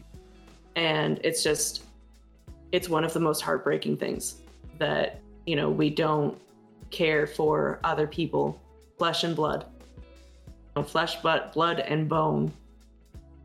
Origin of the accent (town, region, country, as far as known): United States; born or raised there